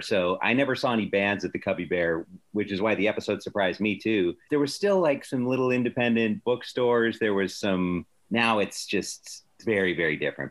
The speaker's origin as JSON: {"language": "English", "town": "Palatine", "region": "Illinois", "country": "United States", "said": "I'm from Palatine"}